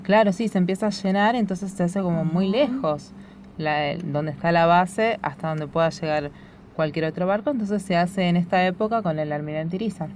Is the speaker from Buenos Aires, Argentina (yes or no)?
yes; Buenos Aires, Argentina; nosotras que somos de Buenos Aires